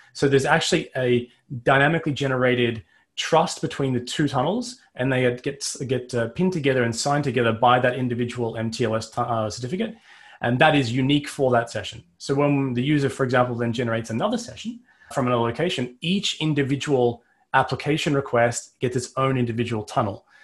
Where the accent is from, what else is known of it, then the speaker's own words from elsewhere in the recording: Australia; I'm Australian